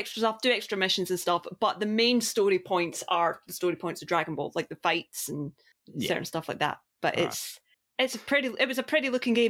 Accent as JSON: {"language": "English", "country": "Australia", "said": "I'm Australian."}